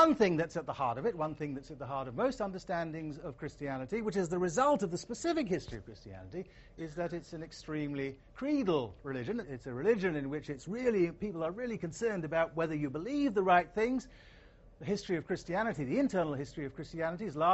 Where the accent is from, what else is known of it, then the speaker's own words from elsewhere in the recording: Asante, Ashanti, Ghana; coming into the country that I grew up in, Ghana, the society that I grew up in, Asante